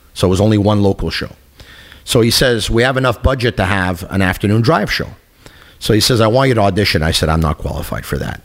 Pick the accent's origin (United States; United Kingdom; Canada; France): Canada; Montreal, Quebec; I got the chance to do radio in my hometown, in my city